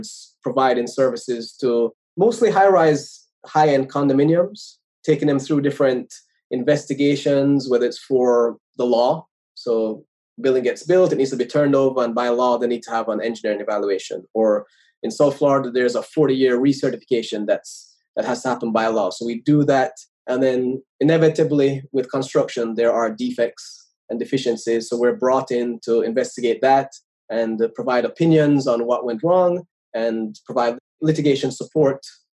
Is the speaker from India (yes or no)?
no; Jamaica; moved away as an adult; now in United States; I was born in Jamaica. I went to school there